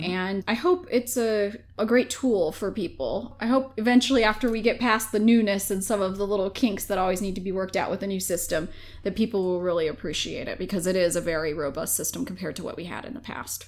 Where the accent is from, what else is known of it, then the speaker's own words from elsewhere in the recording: Minnesota, United States; now in James City County, United States; I'm from Minnesota.